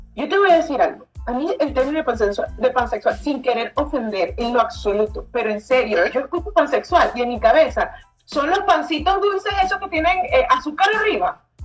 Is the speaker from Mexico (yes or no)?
no; Venezuela; now in United States; yo vivo en Estados Unidos, Sharon vive en Chile, ambos somos venezolanas